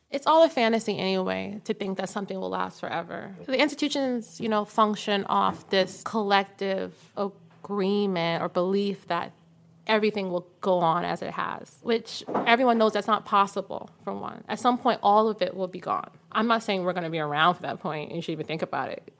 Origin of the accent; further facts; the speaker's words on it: New York, United States; growing up in New York and then growing up in Harlem